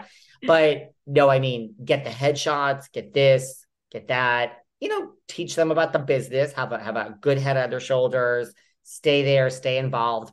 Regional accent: New York, United States; I'm a New Yorker

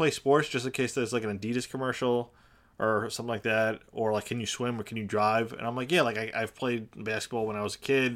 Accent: Long Island, New York, United States; I come from Long Island

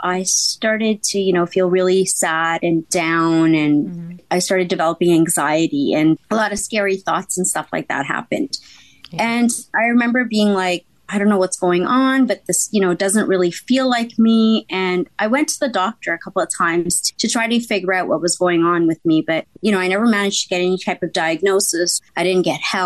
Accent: Canada; I'm from Canada.

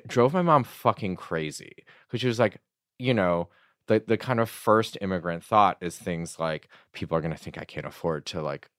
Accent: Michigan, United States; I was growing up in Michigan around, you know, in my retrospect opinion, probably too many white people.

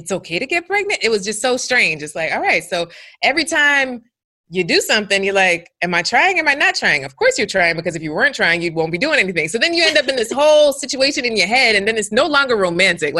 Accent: New York, United States; moved away as an adult; now in South Florida, United States; I'm a New Yorker by raised

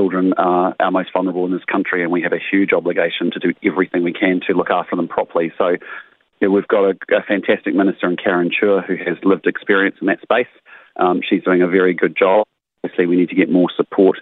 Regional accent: Christchurch, Canterbury, New Zealand; moved away; It's my hometown. I have family here.

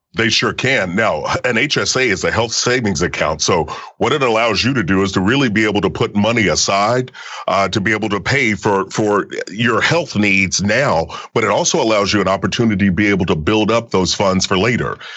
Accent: Kentucky, United States; growing up in Kentucky, you know, little country boy

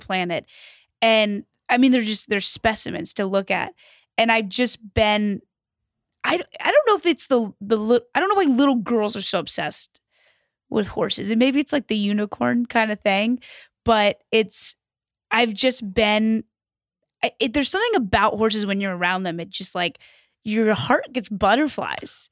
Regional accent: Louisville, Kentucky, United States; moved away; I grew up in Kentucky

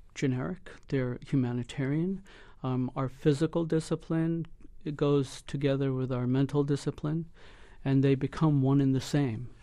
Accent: United States; Us being second generation, my son third generation, we're more inclined to look for assimilation because we've grown up in an environment where we came through the school systems here

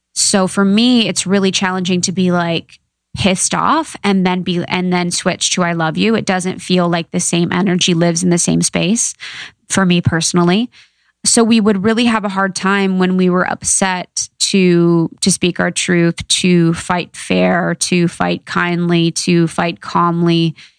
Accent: Ohio, United States; I'm from Ohio, small town gal

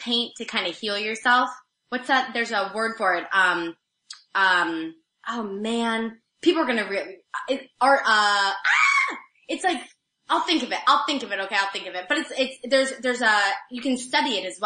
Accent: Missouri, United States; moved away; I'm from Missouri, so we say roof, but I say roof because I've learned.

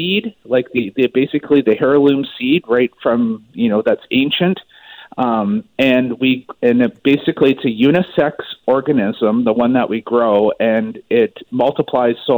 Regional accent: Maple Ridge, British Columbia, Canada; moved away; I'm actually originally from Maple Ridge.

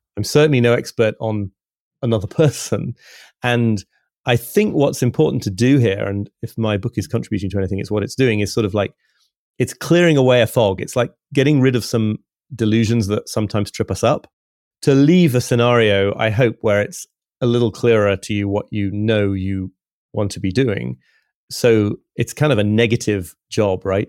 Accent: York, Yorkshire and the Humber, United Kingdom; York Minster in the, my hometown, which is just an hour or so away from here

